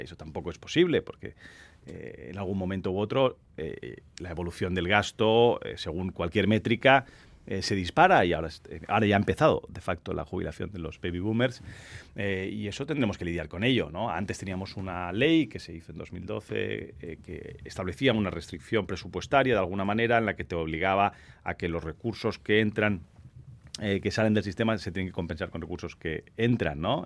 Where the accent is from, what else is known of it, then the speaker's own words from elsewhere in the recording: Catalonia, Spain; yo soy catalán